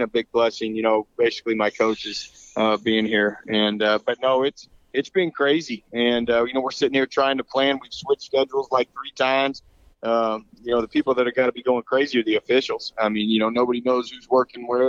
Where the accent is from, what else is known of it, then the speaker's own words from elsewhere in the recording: Kansas City, United States; moved away as an adult; now in San Antonio, United States; I'm from Kansas City originally.